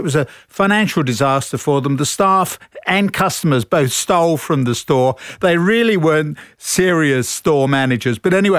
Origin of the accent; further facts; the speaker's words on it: London, United Kingdom; moved away as an adult; now in Australia; So, I'm a Londoner.